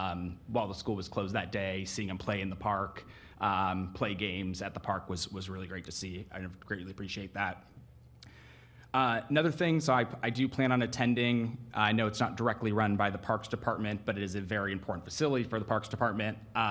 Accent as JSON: {"language": "English", "town": "San Diego", "region": "California", "country": "United States", "tie": "born or raised there", "also_born_or_lived": "Cleveland, Ohio / Oakland, California", "moved": "as an adult", "lives_now": "Alameda, United States", "said": "I was born and raised in San Diego. I went to college in Cleveland, Ohio. That's where my family's from, not as random as people usually think. And then I've been in the Bay Area ever since graduating from graduate school. My wife and I moved to Alameda"}